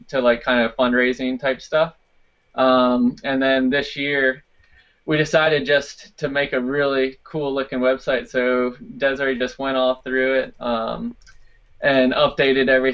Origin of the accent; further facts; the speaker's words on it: Virginia, United States; that's where I grew up in Virginia.